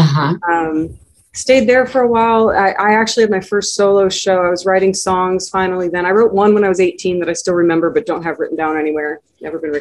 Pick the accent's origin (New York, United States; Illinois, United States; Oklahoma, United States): Illinois, United States; North Barrington; also born or lived in San Francisco area, California / Colorado / Wisconsin / Chicago, Illinois; I was born in North Barrington, Illinois, in the Chicago area, and spent my childhood between the San Francisco area and the Chicago area